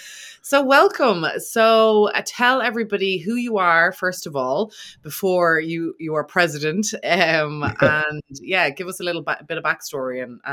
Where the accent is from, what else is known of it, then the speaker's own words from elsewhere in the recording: Ireland; being from Ireland, history is huge and we've so much of it.